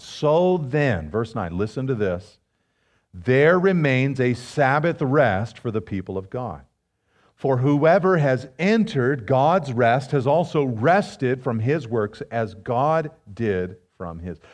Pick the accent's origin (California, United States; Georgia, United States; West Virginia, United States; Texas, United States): California, United States; Pacific Grove; I was growing up in Pacific Grove, of all places, you know, the butterfly capital of the world